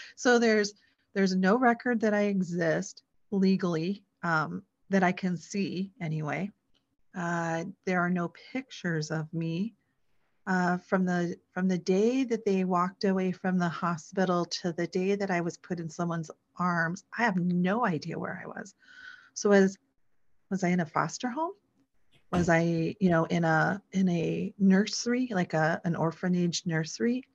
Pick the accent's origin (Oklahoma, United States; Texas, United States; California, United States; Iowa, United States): Iowa, United States; Sioux City; I was born in Iowa. I was born in Sioux City, Iowa